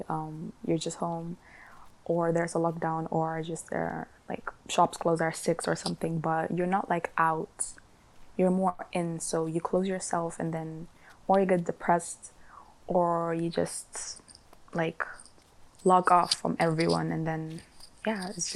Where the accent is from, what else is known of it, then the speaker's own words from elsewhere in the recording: Sudan; also born or lived in Netherlands; now in Glasgow, United Kingdom; I'm 18 years old. I'm studying science in Glasgow Clyde College. I'm from Holland. I moved here a year ago to Scotland, and originally I'm from Sudan.